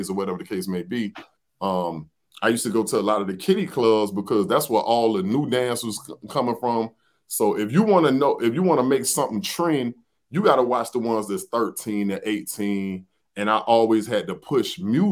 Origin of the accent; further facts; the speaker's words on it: Miami, Florida, United States; moved away as an adult; now in North Lauderdale, United States; I'm from South Dade